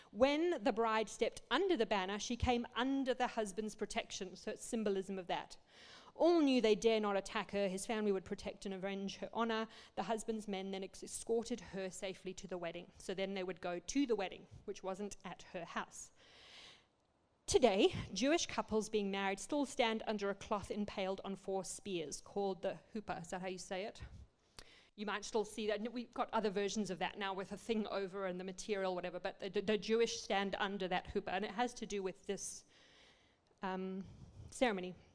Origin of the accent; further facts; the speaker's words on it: Botswana; also born or lived in Zimbabwe / South Africa; we grew up in Africa. My parents were 35 years missionaries there. We grew up in Botswana, then Zimbabwe, South Africa.